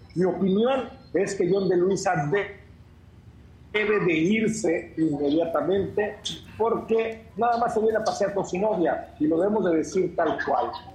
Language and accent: Spanish; Mexico; somos los, somos los mexicanos